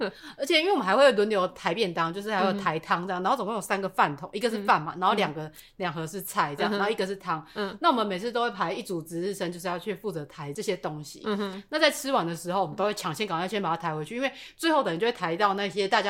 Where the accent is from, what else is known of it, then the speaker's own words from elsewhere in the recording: central and southern Taiwan, Taiwan; 我们中南部人都是会比较喜欢这种大家聚